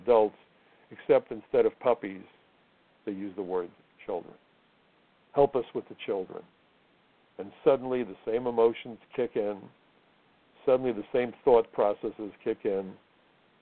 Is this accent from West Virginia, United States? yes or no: no; New York City, New York, United States; I'm from Brooklyn